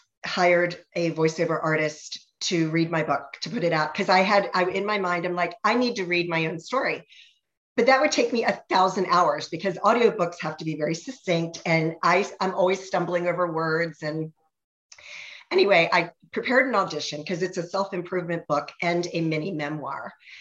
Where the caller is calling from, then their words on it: Ashburn, Virginia, United States; I am in Ashburn, Virginia. We're west of DC.